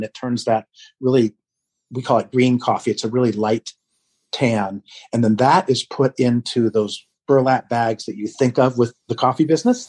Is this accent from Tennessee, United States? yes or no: no; Vermont, United States; they're from my home state of Vermont as well.